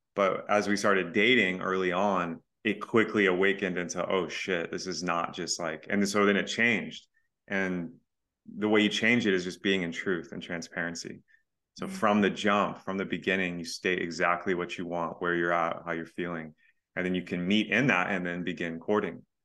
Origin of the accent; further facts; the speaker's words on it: Texas, United States; I'm from Texas